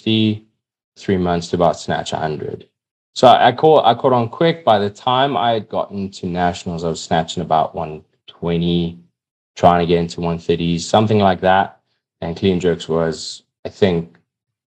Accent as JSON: {"language": "English", "country": "South Africa", "said": "Now here I am wearing a South African tracksuit, incredibly proud South African"}